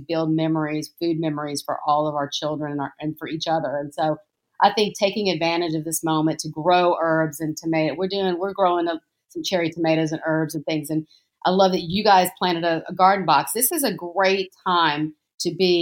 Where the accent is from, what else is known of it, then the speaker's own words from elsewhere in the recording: Jackson, Mississippi, United States; I grew up in a Greek household in Mississippi, in Jackson, Mississippi